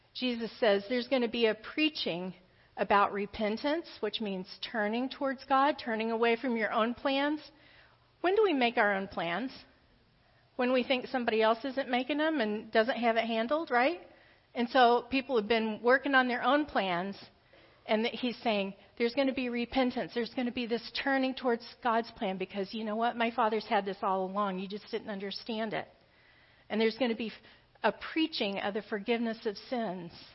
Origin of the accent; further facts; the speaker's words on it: the South, United States; I grew up in the South. But my family was all from the Appalachia region of Kentucky